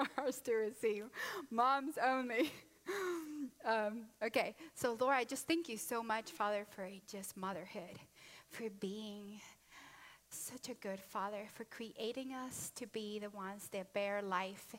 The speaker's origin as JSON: {"language": "English", "country": "Honduras", "said": "I'm Latino from Honduras"}